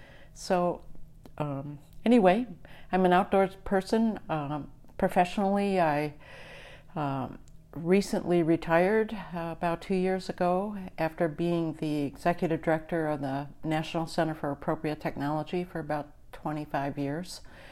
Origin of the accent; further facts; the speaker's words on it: New York, United States; I grew up in the East in New York State on an island in the middle of the Niagara River.